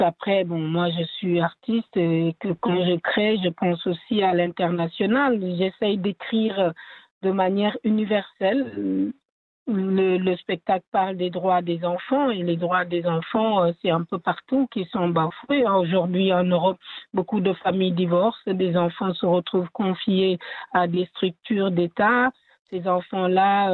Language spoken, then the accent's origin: French; Senegal; French is a second language; moi, par exemple, qui viens du Sénégal